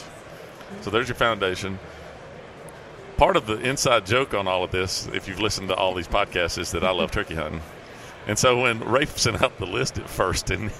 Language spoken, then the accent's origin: English; West Tennessee, United States; I grew up in West Tennessee.